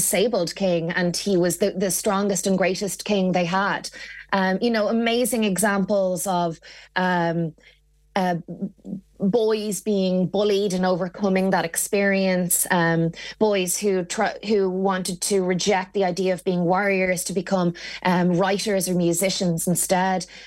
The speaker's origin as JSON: {"language": "English", "town": "Wicklow", "region": "Leinster", "country": "Ireland", "tie": "born or raised there", "also_born_or_lived": "Dublin", "said": "I'm from Wicklow, but I went to school in Dublin"}